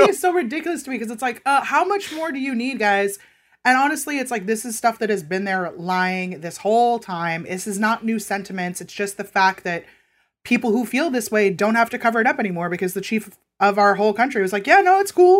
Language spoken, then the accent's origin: English; California, United States; now in Los Angeles, United States; I was born and raised in California